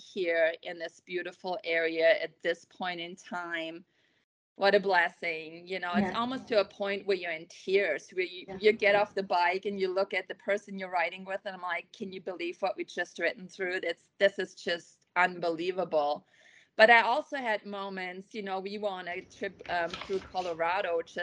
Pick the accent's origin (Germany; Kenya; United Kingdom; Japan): Germany; now in Kuna, United States; I grew up in Germany